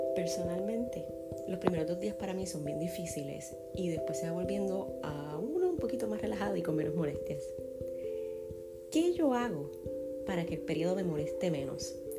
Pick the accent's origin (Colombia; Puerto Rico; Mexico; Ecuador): Puerto Rico; yo soy boricua